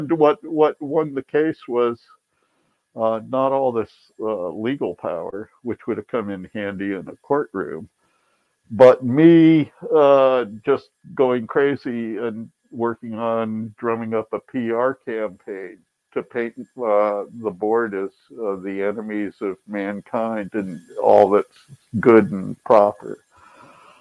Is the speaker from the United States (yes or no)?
yes; Akron, Ohio, United States; moved away as an adult; also born or lived in Boston / Tucson, Arizona; Growing up in Akron